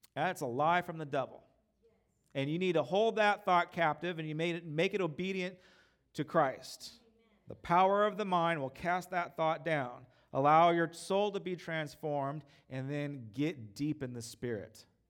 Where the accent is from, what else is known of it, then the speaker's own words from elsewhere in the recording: United States; I'm an American.